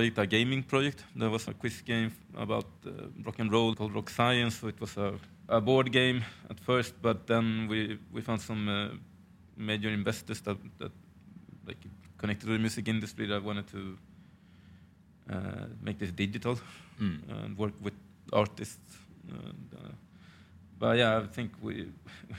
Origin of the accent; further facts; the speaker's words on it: Sweden; I'm born in Sweden, but my parents are from Chile